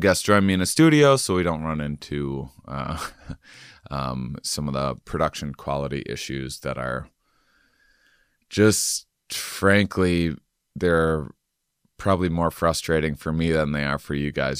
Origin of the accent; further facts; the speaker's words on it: Wisconsin, United States; moved away; also born or lived in Texas; I'm from Wisconsin.